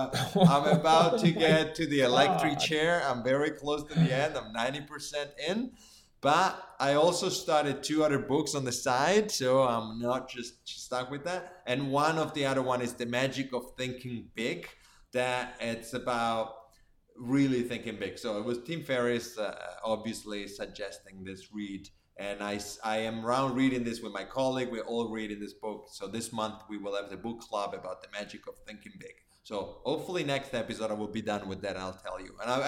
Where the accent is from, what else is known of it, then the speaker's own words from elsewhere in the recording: Finland; accent: Finnish; English is a second language; But my point is that I should get rid of my Finnish accent. That's my goal. Or Italian accent.